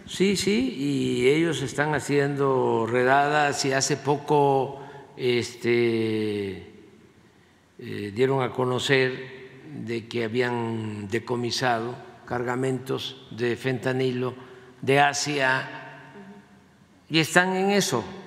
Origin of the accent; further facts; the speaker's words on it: Mexico; ¿Qué heredamos los mexicanos? ¿Qué somos los mexicanos?